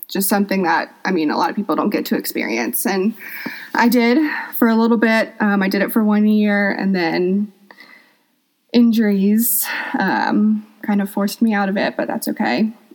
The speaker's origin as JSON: {"language": "English", "town": "Atlanta", "region": "Georgia", "country": "United States", "tie": "born or raised there", "said": "I'm from Atlanta, Georgia. Um, I've lived there my whole life"}